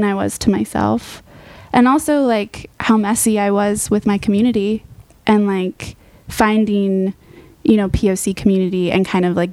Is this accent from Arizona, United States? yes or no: no; Edmonds, Washington, United States; I grew up in Edmonds